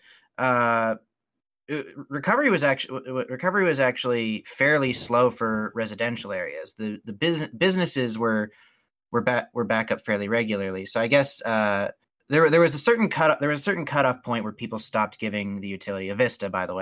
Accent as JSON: {"language": "English", "town": "Spokane", "region": "Washington", "country": "United States", "said": "I'm from Spokane, Washington"}